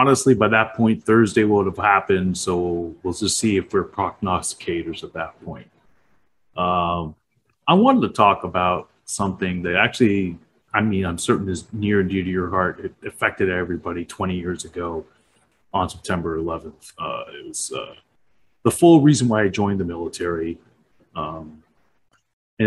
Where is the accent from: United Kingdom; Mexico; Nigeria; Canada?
Canada; in our country, in Canada